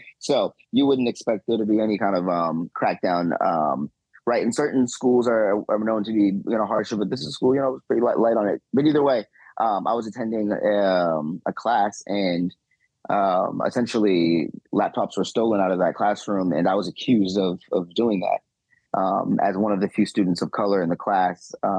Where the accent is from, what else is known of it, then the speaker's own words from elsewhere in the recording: Boston, Massachusetts, United States; I was born and raised here in Boston and grew up in a neighborhood that was, you know, very much so impacted by criminalization